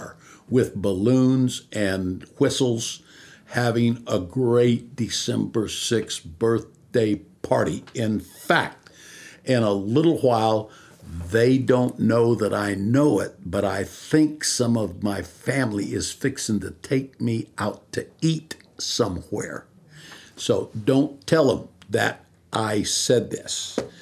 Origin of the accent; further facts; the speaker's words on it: Visalia, California, United States; I was born here in California, in Visalia, California, which is almost the dead center of the state. I was born there